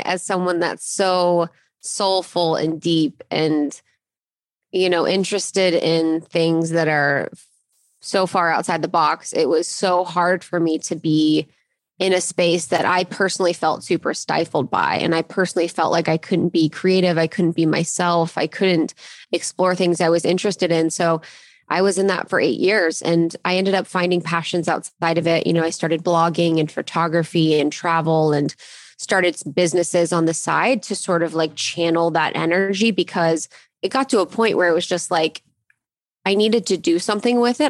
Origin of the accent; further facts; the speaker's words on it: Ohio, United States; I grew up in Ohio and I went to college in Ohio